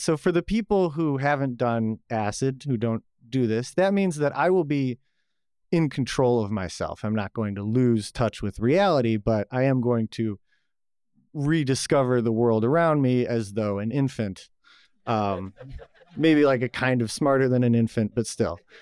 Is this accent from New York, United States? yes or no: yes; Buffalo, New York, United States; now in Atlanta, United States; I was born in Buffalo, New York, uh, the land of plenty.